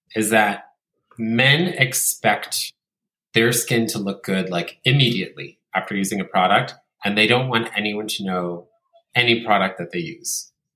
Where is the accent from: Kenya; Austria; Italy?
Italy; growing up in Italy